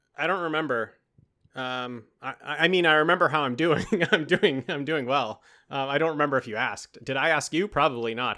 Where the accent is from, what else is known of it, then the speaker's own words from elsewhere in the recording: Canada; accent: Canadian; when it's Canada Day, my, my true accent comes out, eh